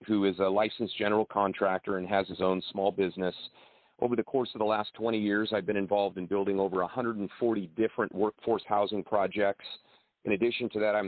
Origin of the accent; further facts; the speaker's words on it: the Valley, California, United States; I am from the Valley. Agriculture is a big part of what we do here in Fresno County